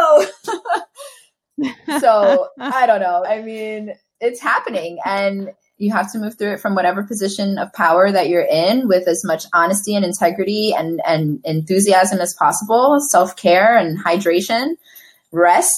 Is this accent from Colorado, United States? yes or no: no; New York, United States; I grew up in East Harlem in the 90s